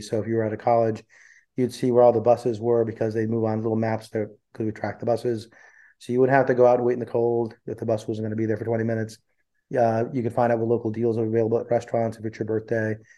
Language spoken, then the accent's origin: English; central New Jersey, United States; also born or lived in India; I grew up in uh, central New Jersey. Uh, I was born in India and I came when I was four